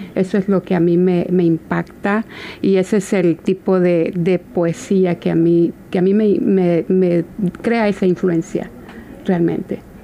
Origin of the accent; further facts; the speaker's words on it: El Salvador; por parte de nuestro país, de El Salvador, de donde yo soy